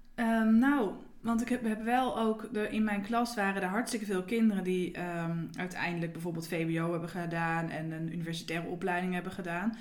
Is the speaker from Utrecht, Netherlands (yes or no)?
yes; Nieuwegein, Utrecht, Netherlands; also born or lived in IJsselstein; now in Houten, Netherlands; ik kom uit Nieuwegein